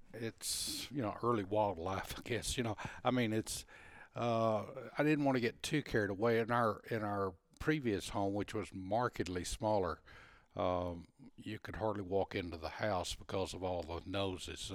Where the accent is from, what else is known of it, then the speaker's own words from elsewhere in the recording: Texas, United States; being a Texan even, even that many years ago